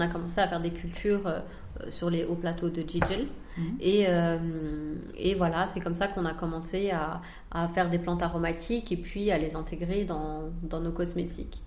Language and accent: French; France; moved away as an adult; now in Algeria; je suis née en France et j'ai étudié en France